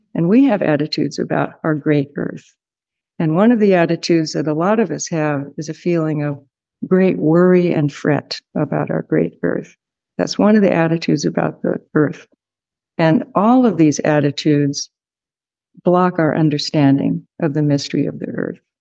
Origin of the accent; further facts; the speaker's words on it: California, United States; from California